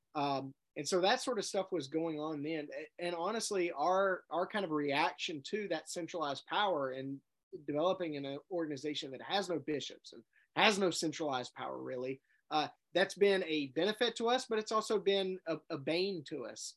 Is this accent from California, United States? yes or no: no; Jackson, Mississippi, United States; I grew up in Jackson, Mississippi, at at Riverside Independent Methodist Church.